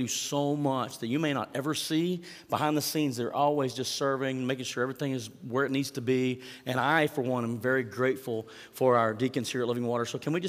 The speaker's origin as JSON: {"language": "English", "country": "United States", "said": "as an American, as someone who's lived in a free country for so many years"}